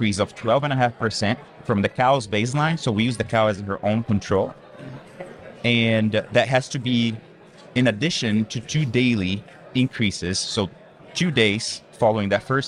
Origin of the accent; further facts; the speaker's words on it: Central-West Brazil, Brazil; moved away as an adult; now in United States; I'm originally from Brazil, Middle West region of Brazil